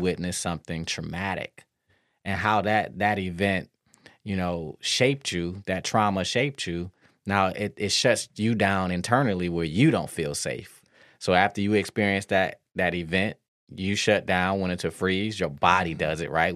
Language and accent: English; Detroit, Michigan, United States; I grew up in Detroit